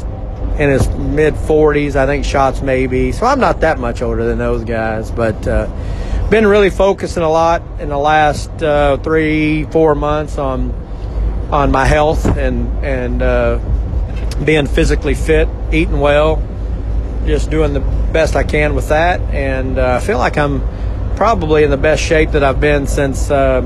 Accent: Oklahoma City, Oklahoma, United States; I grew up in Oklahoma City, racing at State Fair Speedway

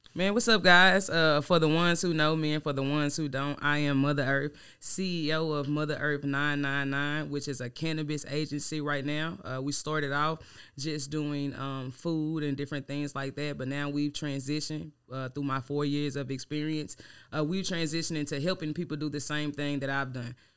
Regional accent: Louisiana, United States; now in Dallas, United States; I'm from Louisiana

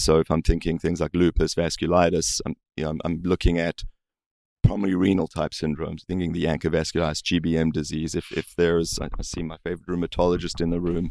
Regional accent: South Africa; moved away; I grew up in South Africa

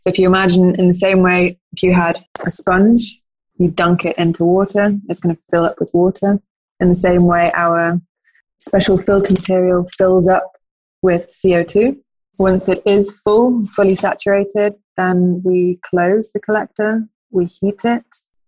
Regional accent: United Kingdom; also born or lived in Norway; now in Switzerland; By origin, I'm British-Norwegian, landed in Switzerland after my studies

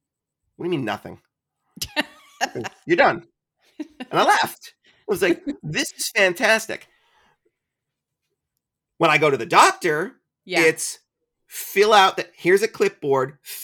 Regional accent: Ireland; And my answer always is, I'm Irish, is very articulate.

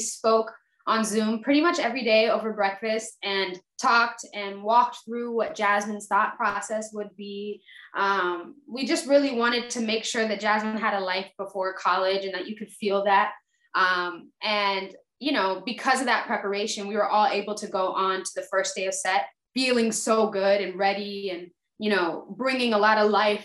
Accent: Fayetteville, Georgia, United States; also born or lived in Atlanta, Georgia; I live in Fayetteville, Georgia.

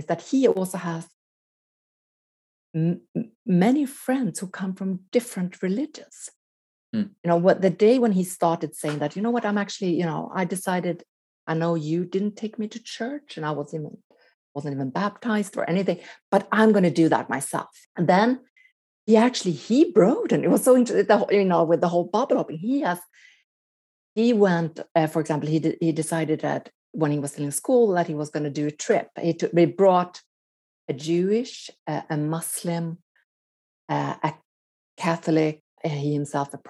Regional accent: Sweden; moved away as an adult; also born or lived in Quebec, Canada / Los Angeles, United States; growing up in Sweden

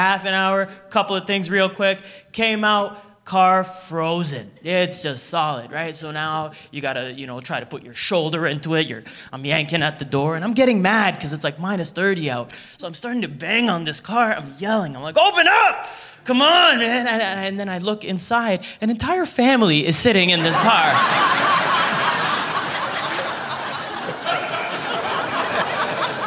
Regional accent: Toronto, Ontario, Canada; I'm from Scarborough

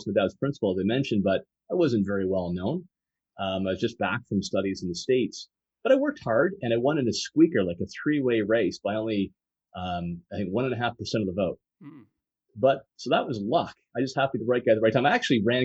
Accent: Fort Erie, Ontario, Canada; I grew up in a pretty typical middle-class family. My hometown is Fort Erie, so I'm a border boy

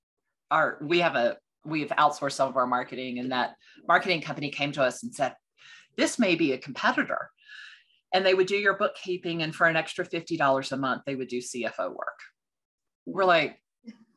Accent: Texas, United States; moved away; also born or lived in Washington, D.C.; Now I'm from Texas. So in Texas, it's voir dire. With the accent.

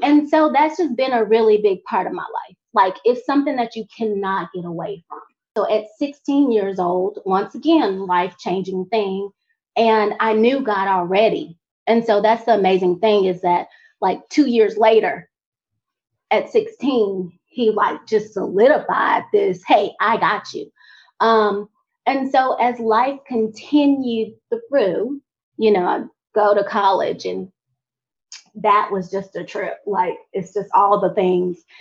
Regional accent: Montgomery, Alabama, United States; I was from Montgomery

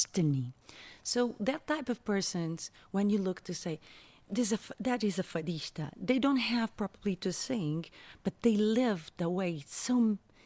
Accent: Lisbon, Portugal; born or raised there; English is a second language; also born or lived in Africa

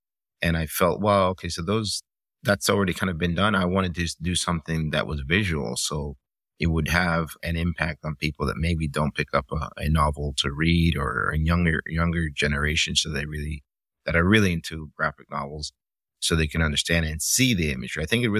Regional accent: Miami, Florida, United States; also born or lived in Cuba; You know, it's sort of from the time that I left and I grew up in Miami in the 80s

